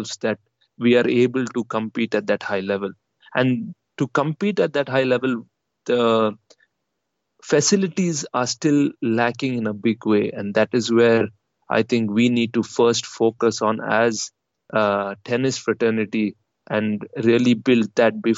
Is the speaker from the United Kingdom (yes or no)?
no; India; us as Indian players